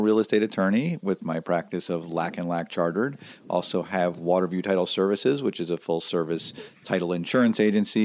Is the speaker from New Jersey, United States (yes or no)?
no; South Florida, United States; those of us from the South Florida area who enjoyed it and enjoyed our youth there